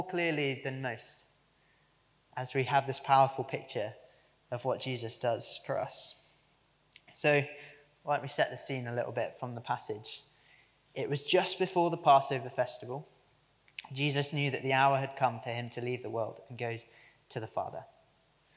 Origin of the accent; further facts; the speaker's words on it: United Kingdom; us, apparently, as the British public.